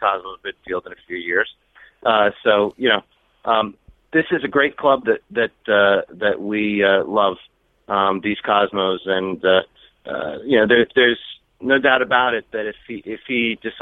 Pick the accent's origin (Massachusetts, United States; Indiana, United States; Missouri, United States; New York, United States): New York, United States; New York City; as a New Yorker